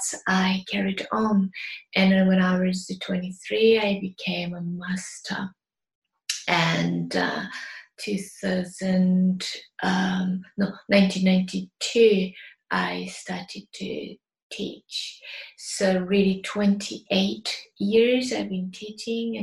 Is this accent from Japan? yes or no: yes; Mito, Yamaguchi, Japan; English is a second language; moved away as an adult; now in United Kingdom; I was born in Japan, Yamaguchi Prefecture, the town called Mito. Yamaguchi Prefecture is next to Hiroshima and Kyushu Island. Where I grew up is surrounded by nature